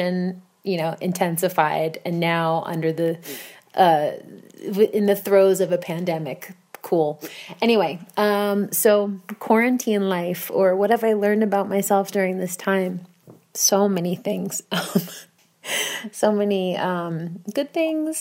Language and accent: English; Bayonne, New Jersey, United States; now in Warsaw, Poland; I am not from Warsaw, Poland, but in fact, Bayonne, New Jersey, which is located in the United States.